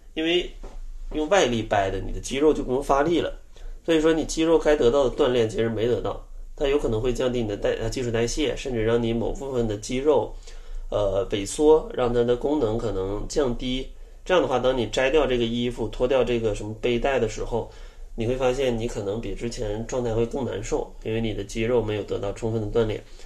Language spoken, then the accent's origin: Chinese; Northeast China, China; 我是个东北人，呃，小时候吃的真的是挺重口的